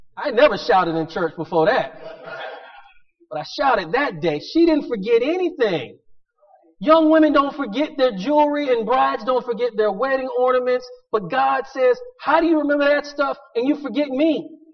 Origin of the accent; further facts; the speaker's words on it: Pensacola, Florida, United States; growing up in Pensacola